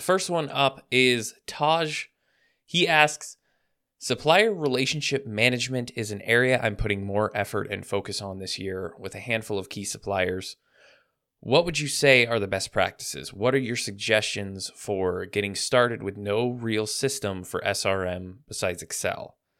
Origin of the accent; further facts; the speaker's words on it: Vancouver, Washington, United States; I grew up in a small town you may have heard of called Vancouver, but not the one in British Columbia. And I was from the United States